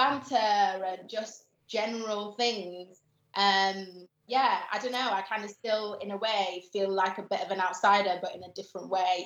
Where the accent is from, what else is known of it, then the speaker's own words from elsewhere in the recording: Gambia; For me, I'm not Nigerian, I'm not Ghanaian, I'm not Jamaican, and I'm from a tiny African country. Yeah. I think the smallest country in mainland Africa.